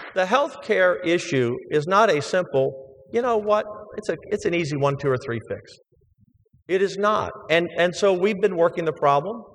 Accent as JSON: {"language": "English", "town": "Baltimore", "region": "Maryland", "country": "United States", "tie": "born or raised there", "moved": "yes", "lives_now": "Texas, United States", "said": "growing up as a kid, I grew up in Baltimore"}